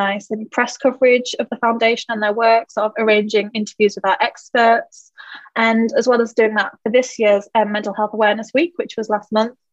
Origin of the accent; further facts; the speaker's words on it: Yorkshire and the Humber, United Kingdom; moved away as an adult; now in London, United Kingdom; little village in North Yorkshire, but I've lived down here in London for about 2.5 years